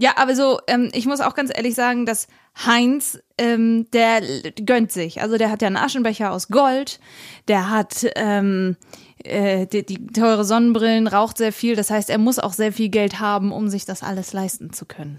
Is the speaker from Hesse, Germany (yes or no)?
no; Regensburg, Bavaria, Germany; ich bin bei der Großmama in Regensburg aufgewachsen